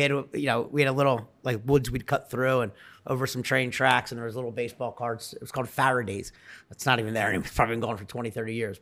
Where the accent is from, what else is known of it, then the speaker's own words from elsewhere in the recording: Delaware County, Pennsylvania, United States; I'm from Delaware County, Pennsylvania. People that don't know that, it's called Delco, Delco. Uh, just south of Philadelphia.